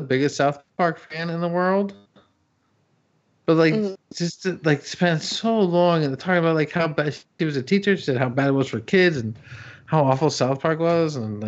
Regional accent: Canada; Me, I grew up in Canada.

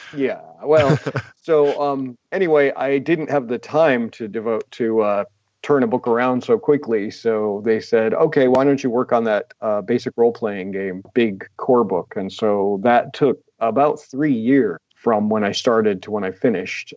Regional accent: United States; I'm an American.

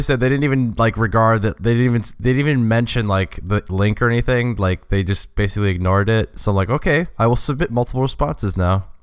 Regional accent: Cincinnati, Ohio, United States; moved away; also born or lived in Indiana; I'm from Cincinnati and, like, I've lived in Indiana

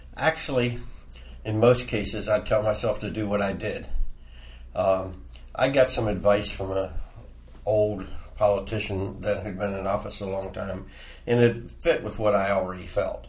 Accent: Frederick, Maryland, United States; I was born on Market Street, grew up in Frederick.

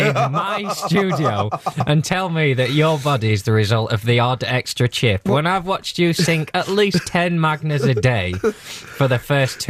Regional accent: England, United Kingdom; I, as an Englishman

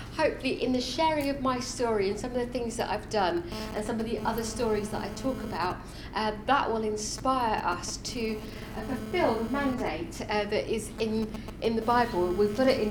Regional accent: London, United Kingdom; also born or lived in India; I grew up in India, moved to Wimbledon, raised as a Sikh. At 12 years old, I became a Christian

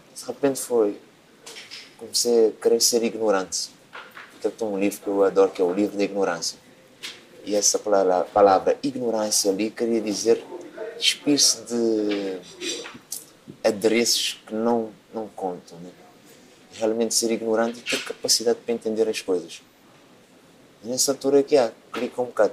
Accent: Cape Verde; moved away as an adult; now in Portugal; Quando eu vim de Cabo Verde

